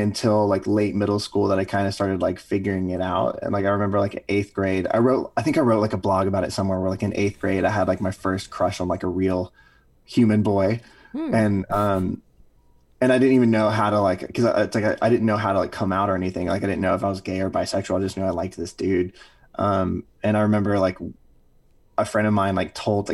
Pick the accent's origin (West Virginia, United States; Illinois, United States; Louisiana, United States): Louisiana, United States; moved away as an adult; growing up in Louisiana